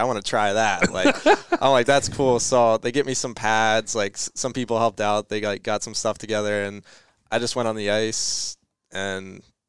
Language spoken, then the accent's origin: English; Arkansas, United States; also born or lived in New Jersey; now in Minnesota, United States; So I was born in New Jersey. So, and then when I was about 2 or 3, moved to Arkansas.